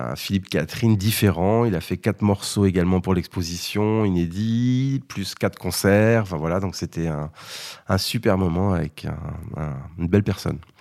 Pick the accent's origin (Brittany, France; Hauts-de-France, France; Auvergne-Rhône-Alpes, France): Brittany, France; moved away; Je suis breton